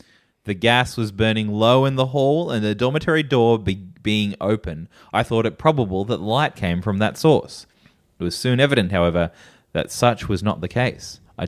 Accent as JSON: {"language": "English", "region": "Alabama", "country": "United States", "tie": "born or raised there", "lives_now": "Cummington, United States", "said": "I grew up in Alabama, and I moved to Cummington, Massachusetts as soon as I heard of such a silly name place."}